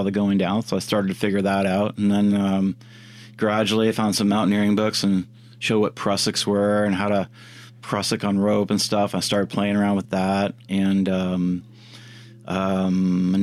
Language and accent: English; Comox, British Columbia, Canada; I grew up on Vancouver Island